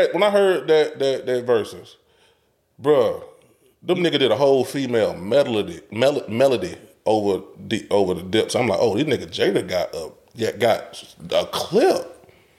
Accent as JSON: {"language": "English", "region": "the South", "country": "United States", "said": "we're from the South"}